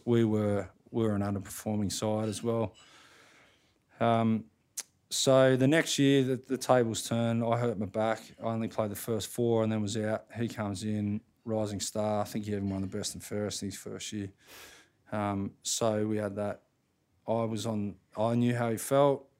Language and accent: English; wheat farm northwest of Albury, New South Wales, Australia; moved away; I grew up on a wheat farm fifty k's northwest of Aubrey, Wodonga. So on the New South Side, northwest of Aubrey